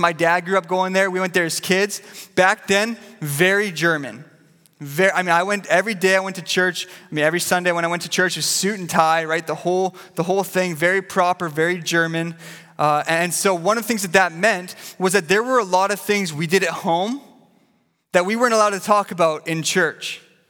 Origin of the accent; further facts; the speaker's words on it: Vancouver, British Columbia, Canada; You know, I grew up here in Vancouver, and I grew up going to a little church called Pilgrim Baptist.